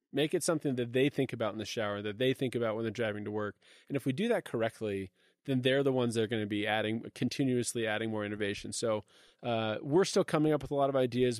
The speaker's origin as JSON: {"language": "English", "town": "Redmond", "region": "Washington", "country": "United States", "tie": "born or raised there", "said": "I grew up in Seattle, uh, literally in Redmond, uh, Microsoft country"}